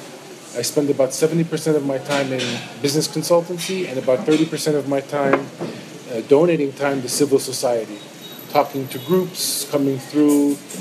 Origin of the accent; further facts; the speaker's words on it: Youngstown, Ohio, United States; moved away as an adult; now in Ramallah, Palestine; I was born in Youngstown, Ohio, to a Palestinian father and a Lebanese-American mother